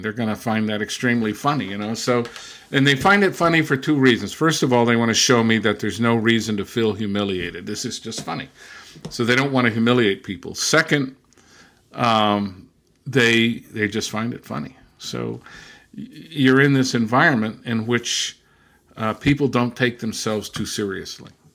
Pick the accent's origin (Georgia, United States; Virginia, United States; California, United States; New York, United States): California, United States; Southern; also born or lived in Brazil / England / Germany; now in Massachusetts, United States; I was born and raised in Southern California.